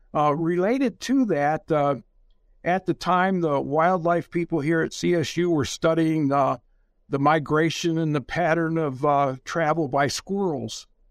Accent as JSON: {"language": "English", "area": "about forty miles north of Detroit", "region": "Michigan", "country": "United States", "tie": "born or raised there", "said": "I actually grew up in the slum area of Michigan"}